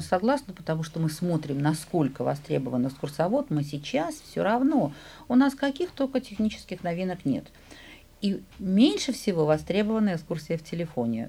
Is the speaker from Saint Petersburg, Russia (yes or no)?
yes; Saint Petersburg, Russia; я ленинградка, я петербурженка